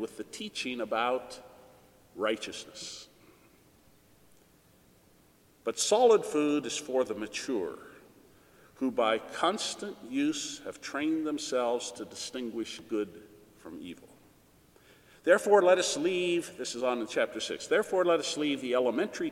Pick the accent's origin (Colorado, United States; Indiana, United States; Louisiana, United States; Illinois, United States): Colorado, United States; I was born out in Colorado and grew up there